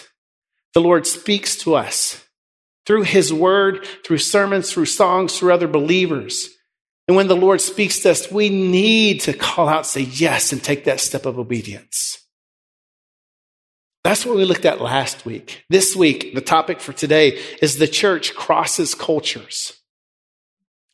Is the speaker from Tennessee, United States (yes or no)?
yes; West Tennessee, United States; also born or lived in Wheaton / Mexico; I grew up in West Tennessee